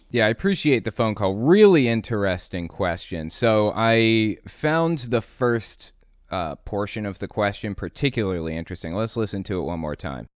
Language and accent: English; West Virginia, United States; also born or lived in Connecticut / Atlanta, Georgia / North Carolina / Tampa, Florida; Then we moved to West Virginia. And I've lived in this town basically since I was eight years old